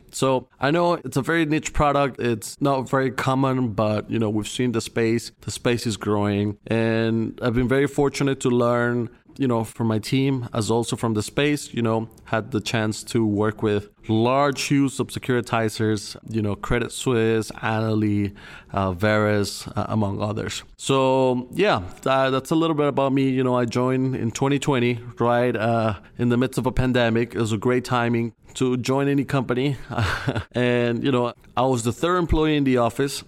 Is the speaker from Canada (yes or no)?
no; Colombia; moved away as an adult; now in United States; I'm originally from Colombia. I moved to the States in two thousand fifteen